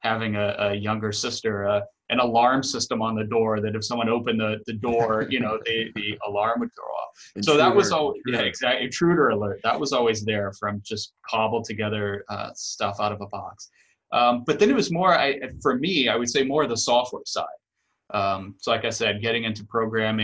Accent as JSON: {"language": "English", "town": "Houston", "region": "Texas", "country": "United States", "tie": "born or raised there", "also_born_or_lived": "Los Angeles, California", "moved": "as an adult", "lives_now": "Boston, United States", "said": "I grew up in Texas, outside of Houston, actually in a suburb outside of Houston"}